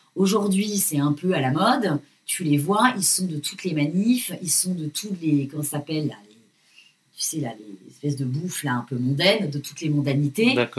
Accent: France

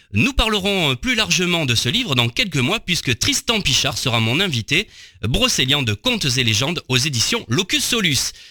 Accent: Arles, Provence-Alpes-Côte d'Azur, France; je suis des alentours. Je suis né à Arles

